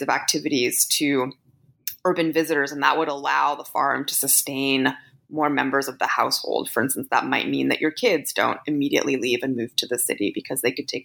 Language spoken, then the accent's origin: English; Canada; I'm Canadian